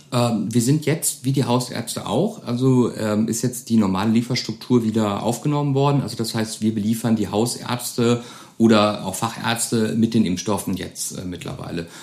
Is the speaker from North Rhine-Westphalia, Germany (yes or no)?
no; Koblenz, Rhineland-Palatinate, Germany; now in Neuwied, Germany; in Grundschultagen sind wir oft ähm, von Koblenz nach Wied gefahren